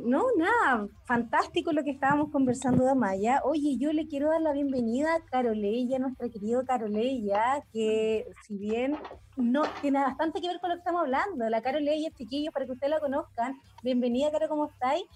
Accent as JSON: {"language": "Spanish", "town": "Maipú", "region": "Santiago Metropolitan Region", "country": "Chile", "said": "yo soy de Maipú"}